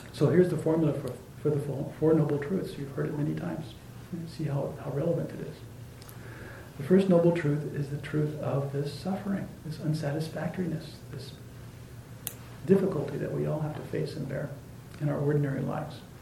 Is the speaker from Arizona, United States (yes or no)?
yes; Arizona, United States; where I grew up in Arizona